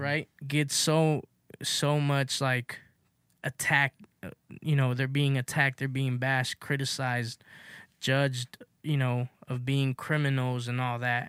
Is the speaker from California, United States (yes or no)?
yes; Los Angeles, California, United States; I grew up in South Central, you know, in the Crenshaw area